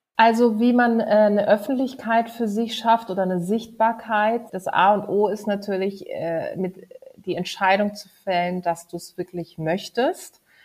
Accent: Karlsruhe, Baden-Württemberg, Germany; moved away; in meiner Heimatstadt in Karlsruhe

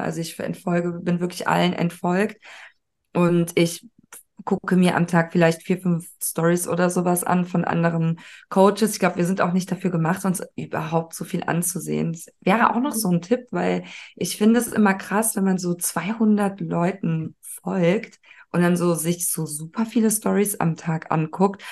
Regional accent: Cologne, North Rhine-Westphalia, Germany; Ich bin ja auch aus Köln

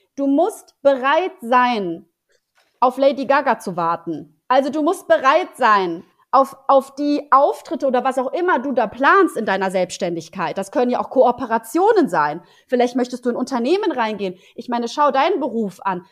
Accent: Poland; now in Germany; ich bin ja gebürtige Polin

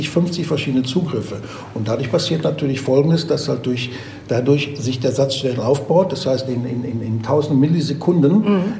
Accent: Bavaria, Germany; Aber auch wenn ich von meinem Heimatort als Beispiel äh, äh, äh, von Bayern Süd nach Bayern Nord äh, fahre und nach München fahre

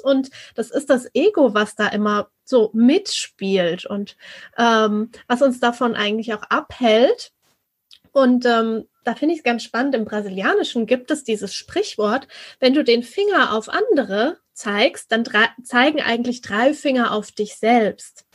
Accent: Germany

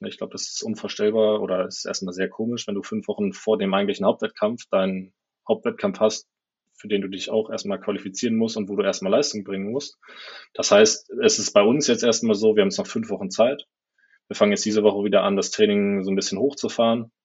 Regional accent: Germany; moved away as an adult; now in Adelaide, Australia; ich als Deutscher

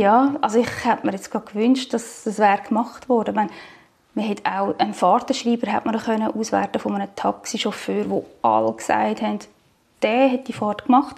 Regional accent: Zug, Switzerland; ich bin aus Zug

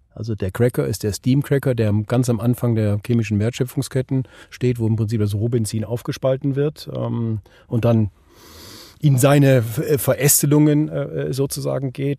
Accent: Switzerland; hier bei uns in der Schweiz

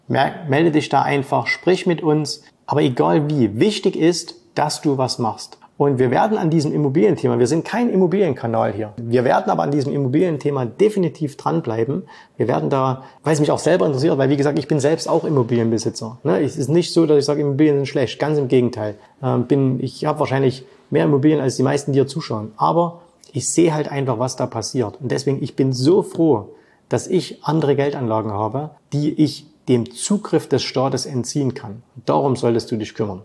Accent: Saxony, Germany; in meinem Heimatbundesland Sachsen

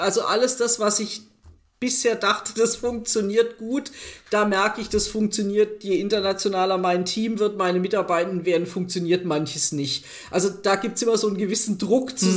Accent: Germany; wir, glaube ich, als Deutsche

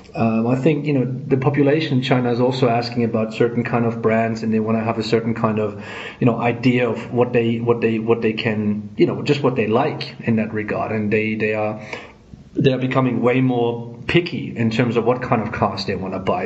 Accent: Germany; I'm from Germany

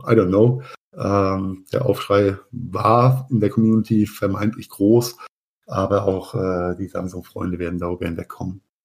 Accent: Mainz, Rhineland-Palatinate, Germany; in meiner Heimatstadt Mainz

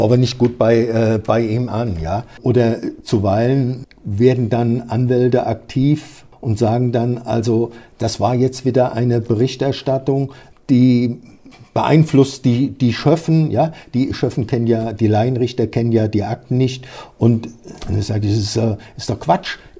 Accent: near Kaiserslautern, Rhineland-Palatinate, Germany; moved away; Ich stamme aus der Pfalz, aus der Nähe von Kaiserslautern

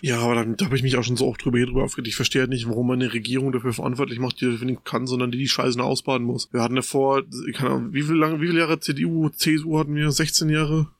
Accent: Germany; bei uns in Deutschland

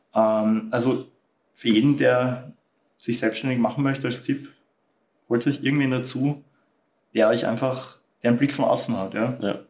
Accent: Austria; bei uns in Österreich

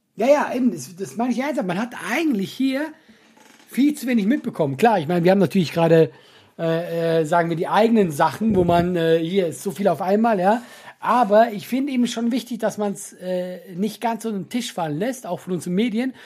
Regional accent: Switzerland; ich hab's als Schweizer falsch ausgesprochen

